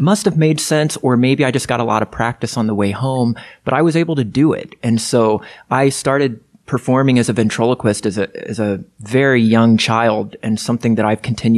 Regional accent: Lafayette, Indiana, United States; I grew up in Lafayette, Indiana

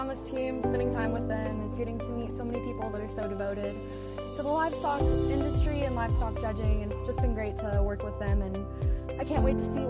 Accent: Princeton, Missouri, United States; I'm from Princeton, Missouri

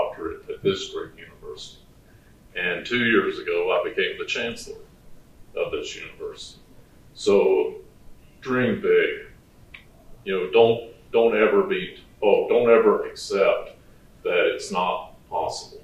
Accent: Virginia, United States; moved away as an adult; I grew up in Virginia on the East Coast of the country

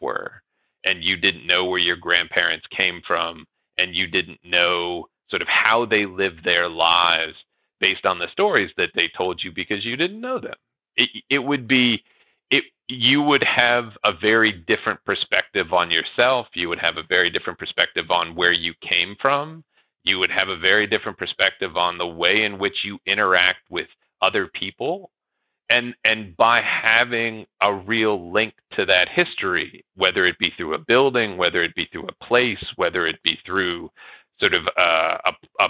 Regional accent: Northern Virginia, United States; now in Lincoln, United States; I grew up in Northern Virginia. I, you know, identify as somebody from the East Coast, but now I live in Lincoln, Nebraska.

